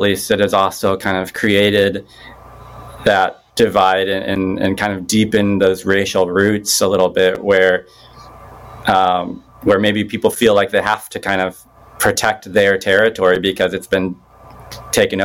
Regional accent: Bloomington, Illinois, United States; I'm from like Bloomington Normal area

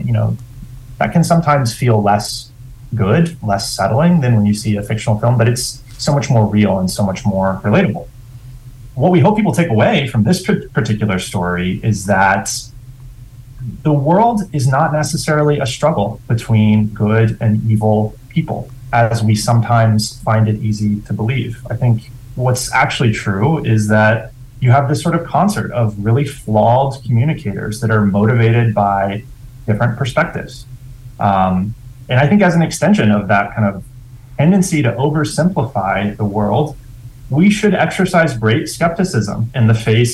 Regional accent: West Virginia, United States; moved away as an adult; I grew up in West Virginia

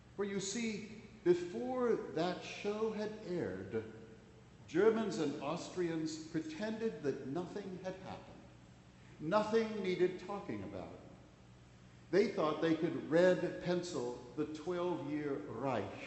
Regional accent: Washington, District of Columbia, United States; When I was growing up in Washington, D.C.

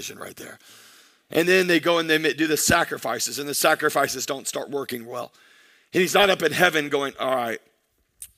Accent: United States; us as American Christians

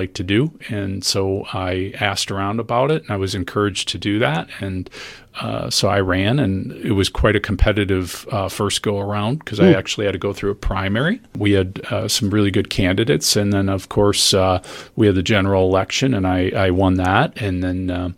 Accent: Wauwatosa, Wisconsin, United States; I grew up in Wauwatosa

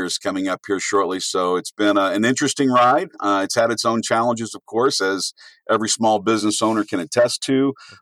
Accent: Louisville, Kentucky, United States; moved away as an adult; now in Ohio, United States; I grew up in Louisville, Kentucky. I came to Ohio in 89 for school.

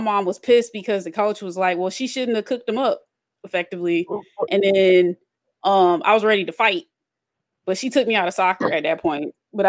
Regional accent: Atlanta, Georgia, United States; I'm from Southwest Atlanta.

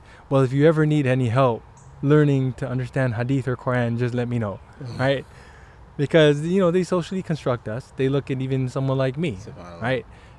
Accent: San Diego, California, United States; now in Cleveland, United States; I'm Filipino, parents are from the Philippines, born and raised in San Diego

